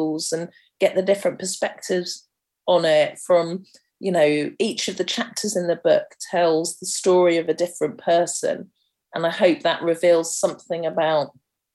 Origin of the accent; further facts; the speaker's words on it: London, United Kingdom; growing up in Camden's so diverse